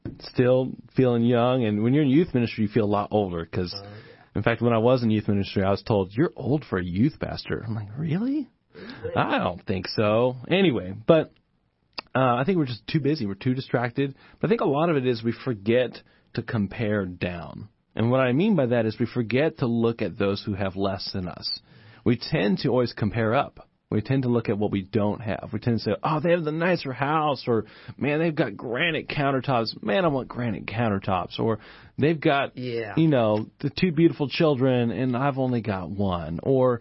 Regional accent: Japan; I grew up in Japan, which is not a whole lot different than us in terms of just living standards and that kind of thing. But we were poor.

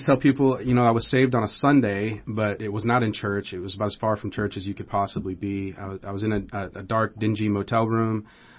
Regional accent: United States; also born or lived in Omaha, Nebraska; growing up in the United States, you hear about God and you know the church is, you know, a thing and all that.

